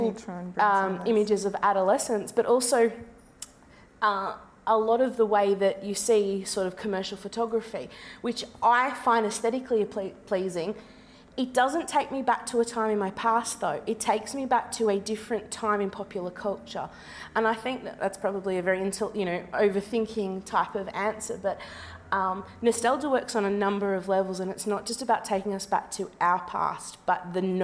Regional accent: Melbourne, Victoria, Australia; growing up in Melbourne

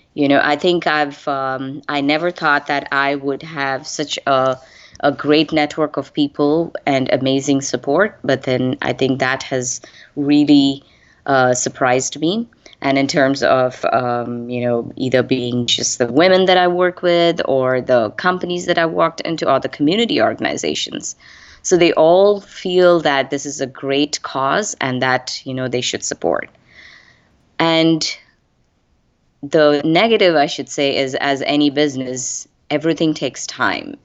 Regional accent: India; moved away as an adult; I am originally from India. I moved here almost close to twenty-five plus years ago.

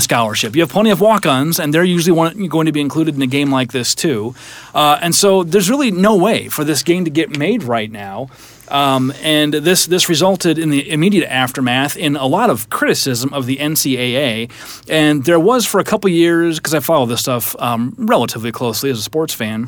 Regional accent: Iowa, United States; I'm from Iowa, so wrestling's a big deal

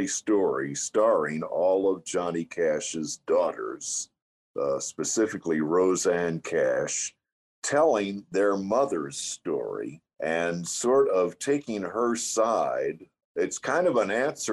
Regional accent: South Texas, United States; I'm from South Texas

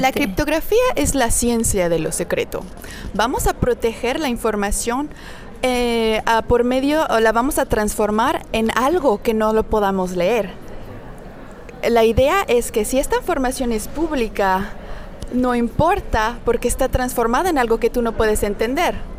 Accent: Mexico City, Mexico; moved away as an adult; also born or lived in Paris, France / Amsterdam, Netherlands; now in France; nací en el DF y bueno, toda mi vida estuve en México

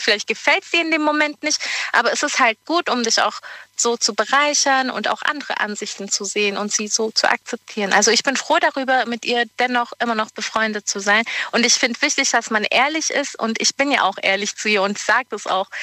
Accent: Geislingen, Baden-Württemberg, Germany; Ich komme aus Geislingen.

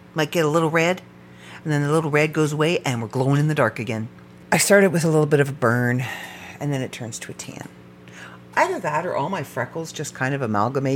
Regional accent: Canada; I am first-generation Canadian on his side

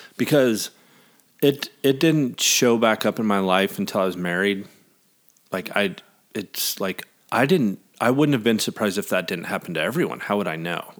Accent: American Falls, Idaho, United States; moved away as an adult; also born or lived in Jackson Hole, Wyoming / Arizona; We're still in Idaho, my hometown

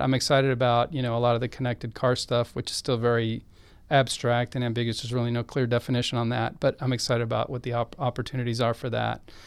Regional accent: Austin, Texas, United States; I grew up in Austin

